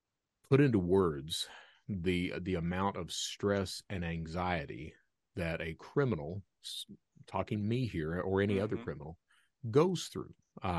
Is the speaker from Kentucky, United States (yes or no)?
yes; Kentucky, United States; I'm from Eastern Kentucky. Eastern Kentucky, if you've never been right in the heart of the Appalachians in coal country, it's one of these areas that if you're lucky enough to have a job, you're very lucky.